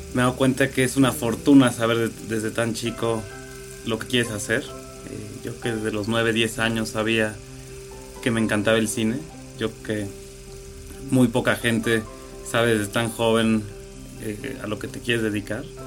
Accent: Cuernavaca, Morelos, Mexico; moved away as an adult; now in Mexico City, Mexico; yo llego a los 18 años de Cuernavaca

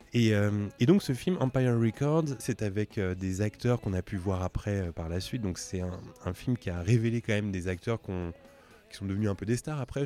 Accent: Drancy, Île-de-France, France; avec Mehdi, on vient de Drancy

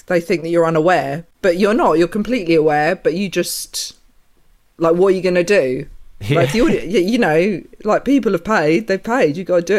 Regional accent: Essex, East of England, United Kingdom; I grew up about 45 minutes away, which was out in the countryside, Essex.

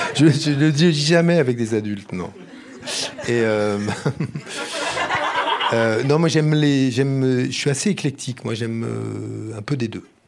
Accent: Brittany, France; Je suis breton

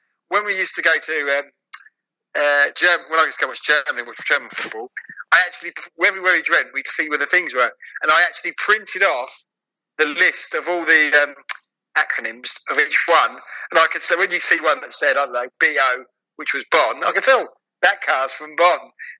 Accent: Chichester, South East England, United Kingdom; So, Chai, as people I know say, yeah, I come from Chai.

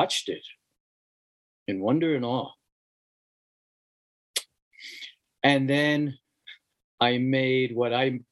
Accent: New York City, New York, United States; moved away as an adult; also born or lived in Queens, New York City; I was born in the Bronx, in the Southeast Bronx

